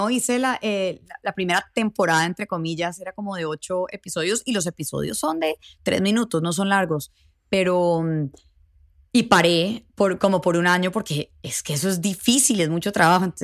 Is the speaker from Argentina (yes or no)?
no; Mexico; me lo estás diciendo porque soy mexicana y tengo acento, pero no, no soy indígena, no soy Native American